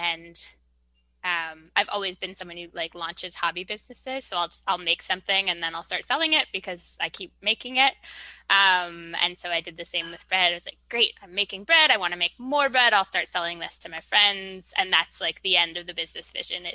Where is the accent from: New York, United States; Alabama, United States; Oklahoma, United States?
New York, United States; moved away; I'm a New Yorker